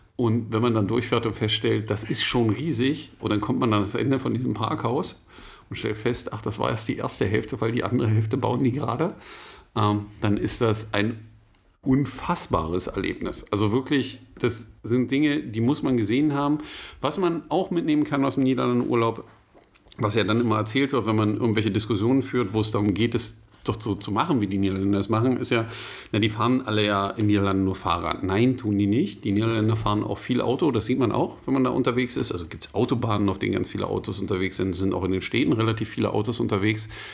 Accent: Germany; wir als Deutsche

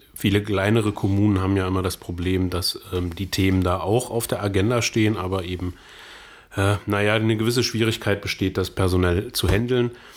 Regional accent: Saxony-Anhalt, Germany; bei uns in Sachsen-Anhalt

